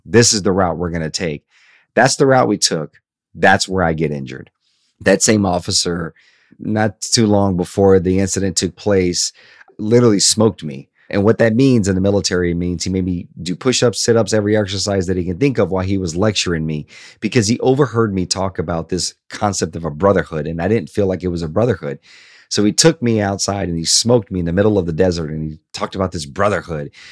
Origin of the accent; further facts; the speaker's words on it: Hope, Arkansas, United States; also born or lived in Shreveport, Louisiana / Bossier City, Louisiana; at nine years old, my mother decided to relocate to Hope, Arkansas